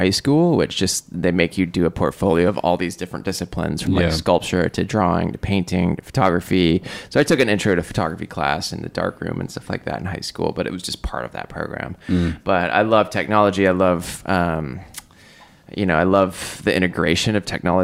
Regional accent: Seattle, Washington, United States; I grew up in Seattle

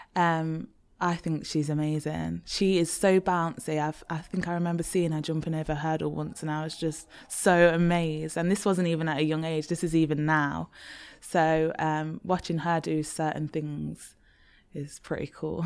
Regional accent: Leicester, East Midlands, United Kingdom; moved away as an adult; also born or lived in Birmingham; I'm from Leicester

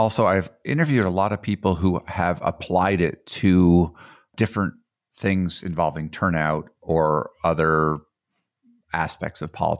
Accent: Boulder, Colorado, United States; I'm from Boulder, Colorado.

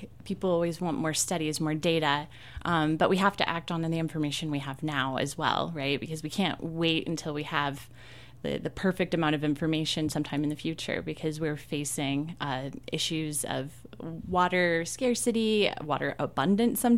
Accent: Jonesboro, Arkansas, United States; moved away as an adult; also born or lived in Logan, Utah; now in Moab, United States; I'm from Arkansas originally

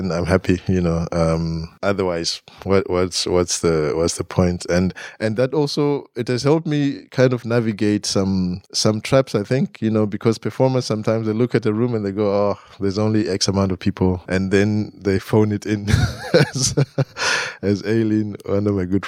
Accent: Harare, Zimbabwe; moved away as an adult; now in Glasgow, United Kingdom; I grew up in Harare, you know, so urban life

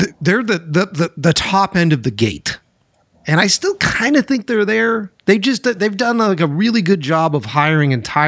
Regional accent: Boston, Massachusetts, United States; moved away as an adult; I'm originally from Boston

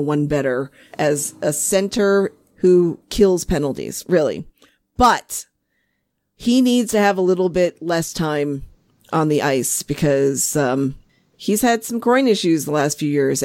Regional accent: Rhode Island, United States; moved away as an adult; now in Massachusetts, United States; I am from Rhode Island, but I am in exile in Massachusetts because I'm married for love

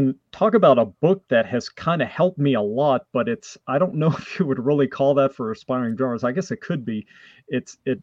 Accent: Canada; first language French; English is a second language; my first language is French from Canada

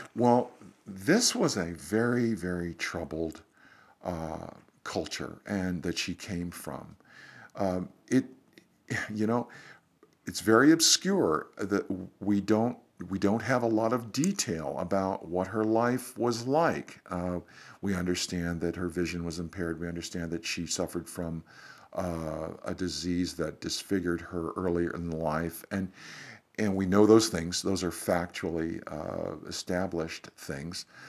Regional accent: Ohio, United States; I'm from the Midwest, grew up in Ohio

